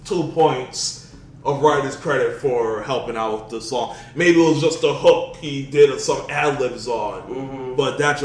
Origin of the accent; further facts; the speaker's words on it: New York, United States; I'm from New York too